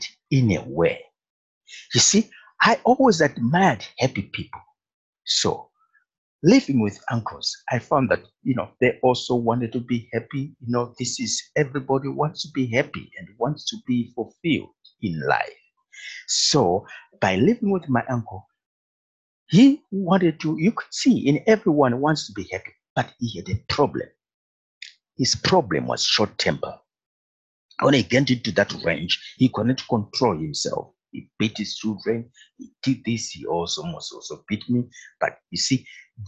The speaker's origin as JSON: {"language": "English", "country": "Zambia", "tie": "born or raised there", "also_born_or_lived": "Zimbabwe", "moved": "yes", "said": "I was born in Africa. Actually born in Zimbabwe. I'm in Zimbabwe. Later, we went to live in Zambia. My parents moved to Zambia. And I went to school there"}